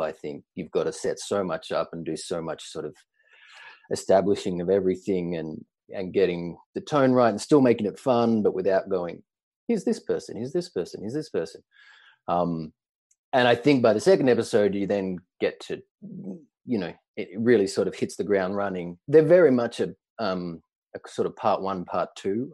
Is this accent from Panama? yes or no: no; Australia; moved away as an adult; now in New York, United States; I'm Australian originally